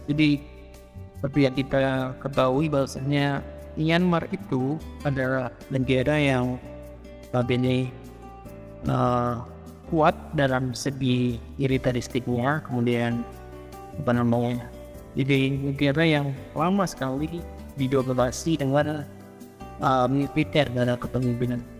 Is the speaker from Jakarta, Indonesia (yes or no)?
yes; Jakarta, Indonesia; born there; lahir di Jakarta